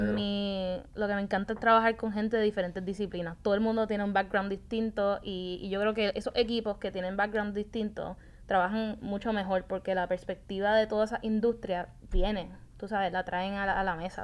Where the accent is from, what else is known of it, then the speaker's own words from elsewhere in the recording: Puerto Rico; moved away as an adult; also born or lived in Atlanta; creciendo aquí en Puerto Rico